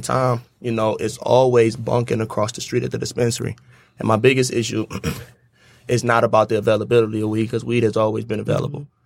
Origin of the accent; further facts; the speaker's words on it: Detroit, Michigan, United States; I grew up on East Side